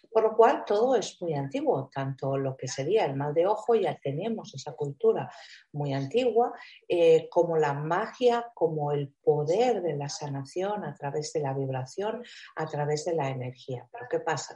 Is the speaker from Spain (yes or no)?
yes; Spain; aquí en mi tierra, en España, ¿no? Sobre todo en el sur de España